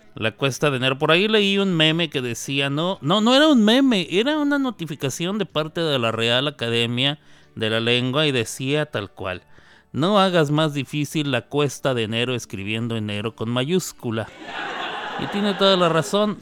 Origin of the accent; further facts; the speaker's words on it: Mexico; en mi país, en México